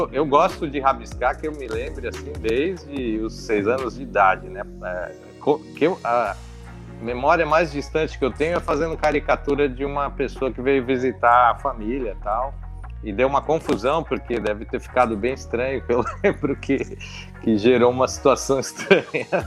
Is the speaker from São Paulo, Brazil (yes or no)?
yes; Mauá, São Paulo, Brazil; now in Santo André, Brazil; eu sou da região do ABC, né? Eu fui criado na cidade de Mauá e, de, e hoje eu moro na, em Santo André.